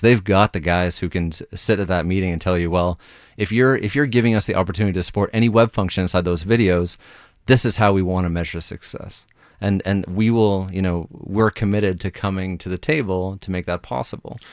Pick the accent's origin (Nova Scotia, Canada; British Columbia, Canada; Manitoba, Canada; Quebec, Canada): Nova Scotia, Canada; Halifax; I'm from Halifax